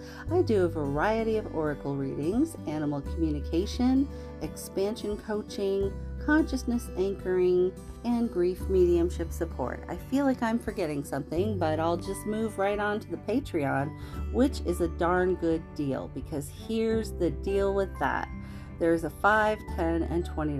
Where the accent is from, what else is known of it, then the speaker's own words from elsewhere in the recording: Palo Alto, California, United States; now in Colorado, United States; I grew up in Palo Alto. I grew up in Silicon Valley